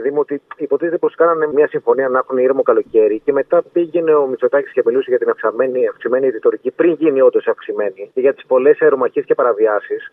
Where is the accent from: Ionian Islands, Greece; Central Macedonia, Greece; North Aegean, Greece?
North Aegean, Greece; Samos; έχω πει να κάνω διαφήμιση για το νησί μου